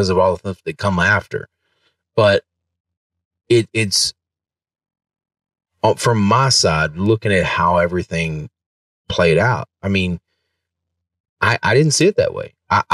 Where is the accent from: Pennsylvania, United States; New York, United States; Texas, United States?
Texas, United States; Van; When I grew up